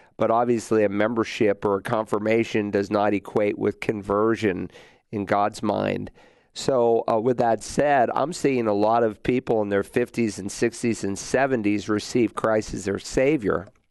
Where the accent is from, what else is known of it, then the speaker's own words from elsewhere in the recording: Worcester, Massachusetts, United States; also born or lived in Lowell, Massachusetts; the town that I was raised in, Worcester, Mass. I was born in Lowell, Mass, but then we moved to Worcester when I was two weeks old.